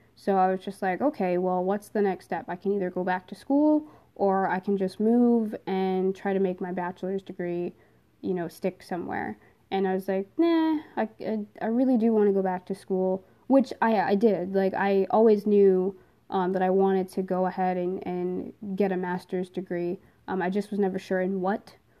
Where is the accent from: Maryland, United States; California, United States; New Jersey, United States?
New Jersey, United States; moved away as an adult; now in Pennsylvania, United States; I am originally from New Jersey